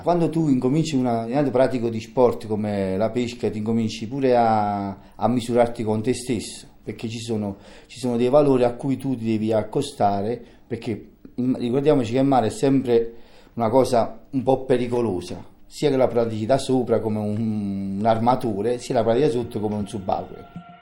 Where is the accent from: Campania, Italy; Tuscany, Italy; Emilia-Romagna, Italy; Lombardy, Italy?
Campania, Italy; Naples; Io per esempio sono di Napoli